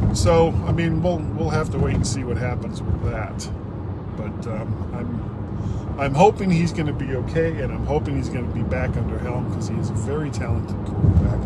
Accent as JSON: {"language": "English", "town": "Fort Lauderdale", "region": "Florida", "country": "United States", "tie": "born or raised there", "said": "I grew up in in Fort Lauderdale, that was a brick home"}